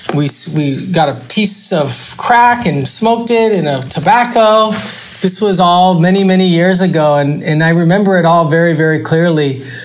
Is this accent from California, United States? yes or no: yes; Los Angeles, California, United States; I am from West Los Angeles